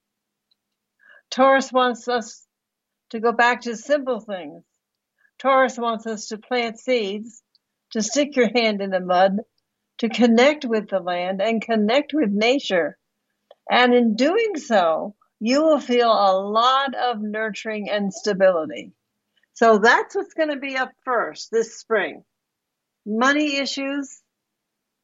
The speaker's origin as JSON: {"language": "English", "region": "New Jersey", "country": "United States", "tie": "born or raised there", "said": "I grew up in New Jersey, right across the street, right across the river from you."}